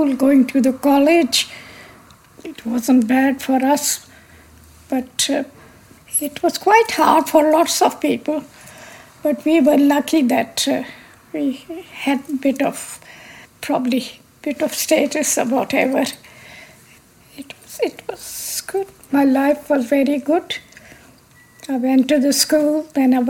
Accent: Lahore, Punjab, Pakistan; moved away; I was born in Lahore, Pakistan. I was educated in Pakistan.

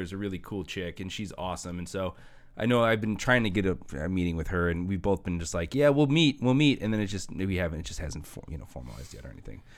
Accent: Hammond, Indiana, United States; I grew up in Hessville till eighth grade

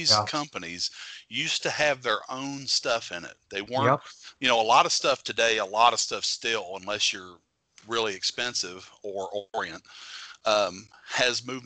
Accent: United States; being an American

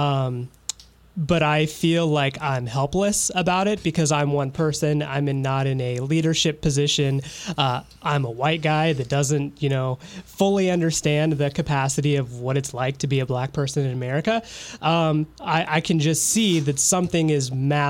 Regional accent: Fort Wayne, Indiana, United States; moved away; it's starting to happen, like in my hometown. Like I had some friends that went to the protest in Fort Wayne

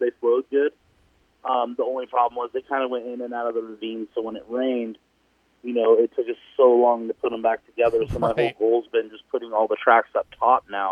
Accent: LACR, California, United States; I grew up racing like LACR, which I got to rebuild. So that was awesome. That was my hometown track.

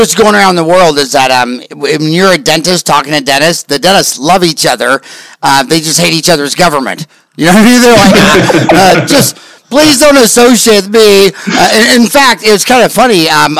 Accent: Canada; I go, no, I'm Canadian.

